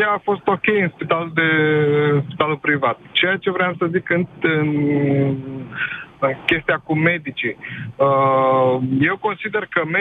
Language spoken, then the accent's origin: Romanian; Bucharest, Romania; Uh, spitalul de stat din București, noi suntem din București